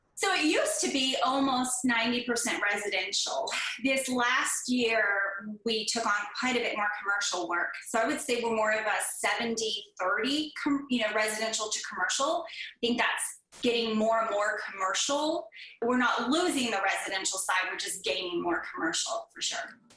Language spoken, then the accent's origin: English; Northern California, United States; moved away as an adult; now in Oklahoma, United States; I grew up in Northern California